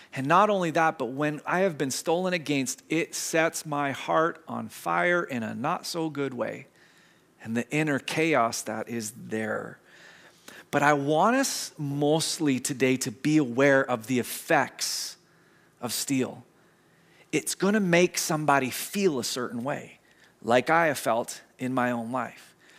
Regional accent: Squamish, British Columbia, Canada; growing up in Squamish

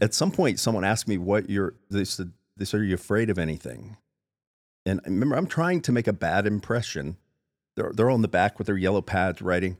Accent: South Florida, United States; now in Spokane, United States; I'm from South Florida

